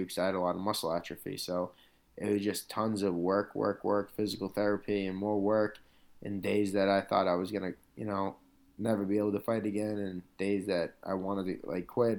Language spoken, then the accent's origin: English; Boston, Massachusetts, United States; in my hometown, my third fight in Boston.